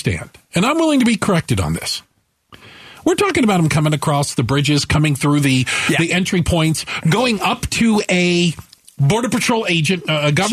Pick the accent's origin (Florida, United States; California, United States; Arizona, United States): Arizona, United States; Tucson; I grew up in Tucson.